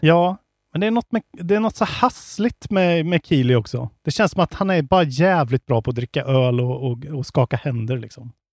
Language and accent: Swedish; Värmland, Sweden; jag är från Värmland. Klart jag säger tillbud